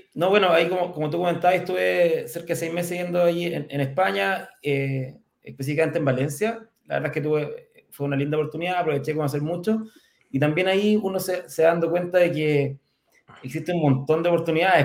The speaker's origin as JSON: {"language": "Spanish", "town": "Curicó", "region": "Maule", "country": "Chile", "tie": "born or raised there", "said": "curicano, así que somos, somos de región. Eh, yo nací en Curicó ya el año 75"}